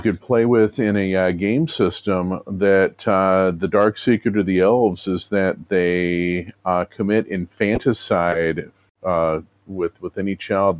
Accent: Louisville, Kentucky, United States; I would grow up in Louisville, Kentucky, which is the home of the Southern Baptist Convention

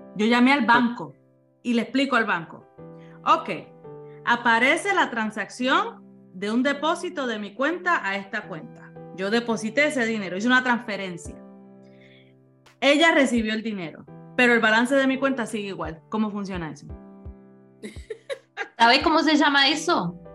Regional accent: Ceiba, Puerto Rico; also born or lived in Fajardo, Puerto Rico; yo soy de Ceiba, eh, eh, natural, nací en Fajardo, pero naturalmente de el pueblo de Ceiba en Puerto Rico

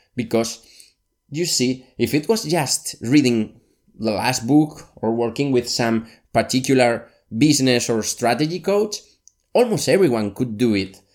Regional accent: Valencia, Valencian Community, Spain; also born or lived in Barcelona; my hometown, Valencia, in Spain

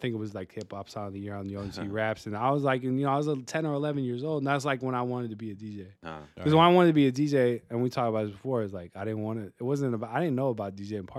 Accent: San Francisco, California, United States; I went to Hoover, even though I grew up in Presidio in the Mission.

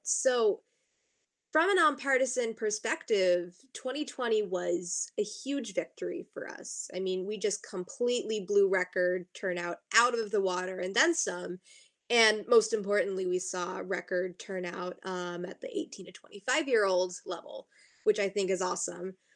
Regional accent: southern Maine, United States; also born or lived in Pennsylvania; I'm coming to you from my home in southern Maine, where I've done a lot of work uh, in Seacoast, New Hampshire, and Southern Maine politics

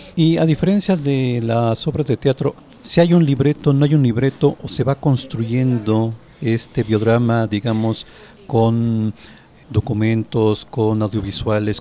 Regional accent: Mexico; nosotros como mexicanos

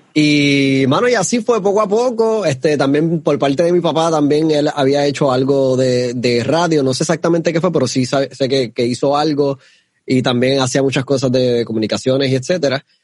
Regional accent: Ponce, Puerto Rico; Yo nací en Ponce, sea, eh, somos de Ponce

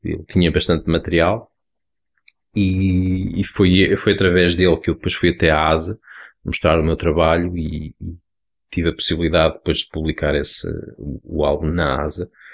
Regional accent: Lisbon, Portugal; eu fiz o nono ano nos Olivais, de onde eu sou

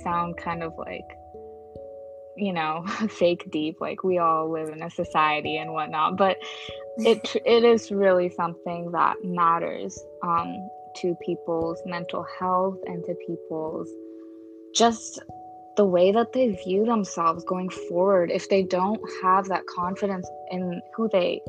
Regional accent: United States; for Shree and I, growing up in America as first generation South Asian kids

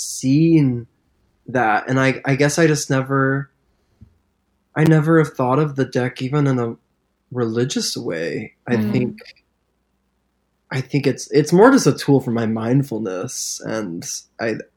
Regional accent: Springfield, Missouri, United States; moved away as an adult; now in Nashville, United States; I grew up in Missouri, which is the very, very Bible Belt

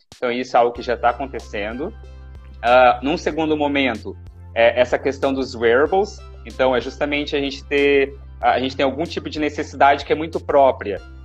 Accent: Paraná, Brazil; moved away as an adult; now in Florianópolis, Brazil; eu sou natural do Paraná, eu agora resido em Florianópolis

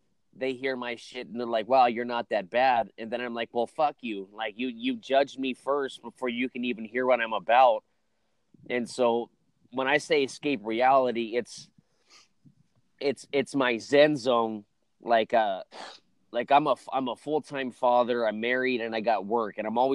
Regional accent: California, United States; I'm from California

